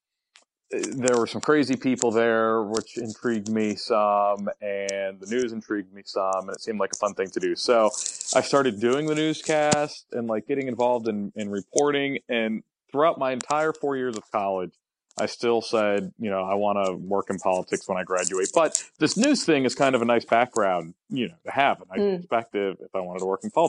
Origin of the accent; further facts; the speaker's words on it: Fayetteville, North Carolina, United States; now in Charlotte, United States; I grew up in Fayetteville